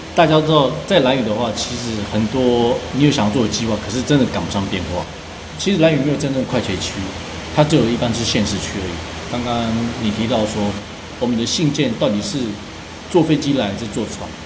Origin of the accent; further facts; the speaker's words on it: Pingtung County, Taiwan; moved away as an adult; also born or lived in Orchid Island (Lanyu); now in Orchid Island, Taiwan; 我是屏东人，我来到离岛